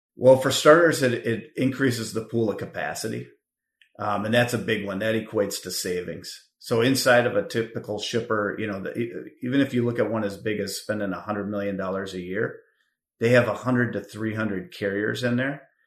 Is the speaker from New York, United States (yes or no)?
no; Richfield, Minnesota, United States; moved away as an adult; also born or lived in Wisconsin; now in Chicago, United States; I grew up in Minnesota, proud Richfield Spartan